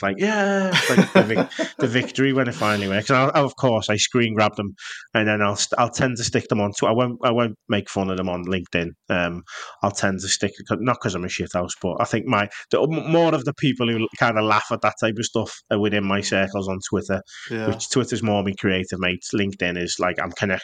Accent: Liverpool, North West England, United Kingdom; I'm from Liverpool.

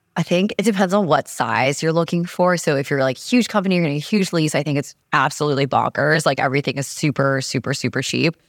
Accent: New York, United States; also born or lived in San Francisco; I'm just a New Yorker

